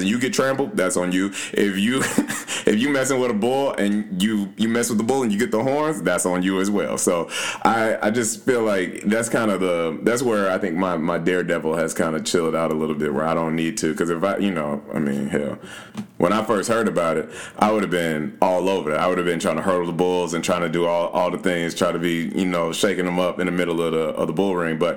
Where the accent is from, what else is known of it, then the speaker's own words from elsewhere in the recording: Louisville, Kentucky, United States; moved away; I grew up in Louisville and went to school there.